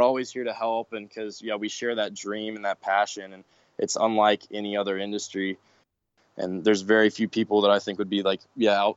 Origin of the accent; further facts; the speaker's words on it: Georgia, United States; also born or lived in East Coast; now in Arizona, United States; I'm from Georgia